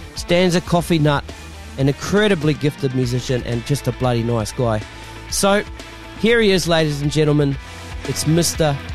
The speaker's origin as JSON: {"language": "English", "town": "Masterton", "region": "Wellington", "country": "New Zealand", "said": "I'm from Masterton originally"}